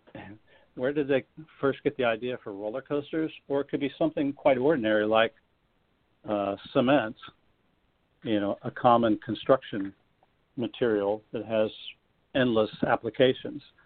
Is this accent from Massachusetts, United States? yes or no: no; Florida, United States; as a child growing up in Florida